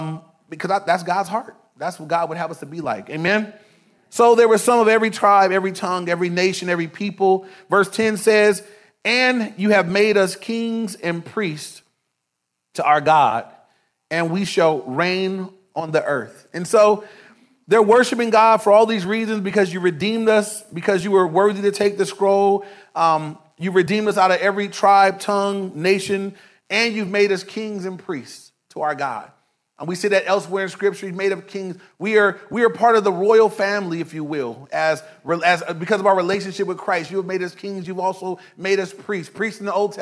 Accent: Inglewood, California, United States; I grew up in Inglewood. I was in Inglewood my whole life

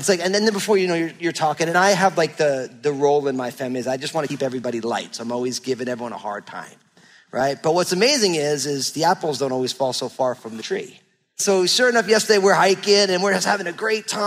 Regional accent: New Jersey, United States; moved away as an adult; now in Pacific Northwest, United States; I grew up in New Jersey

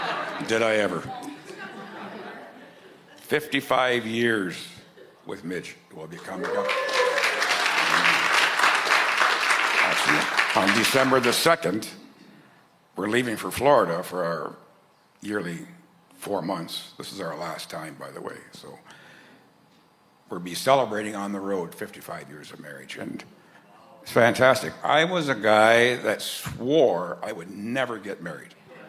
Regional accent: Amherstburg, Ontario, Canada; born there; Well, I was born in Amherstburg, and you don't all know where that's at.

